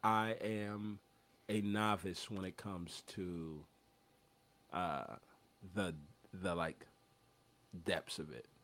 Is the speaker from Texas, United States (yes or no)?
yes; Houston, Texas, United States; I grew up in Houston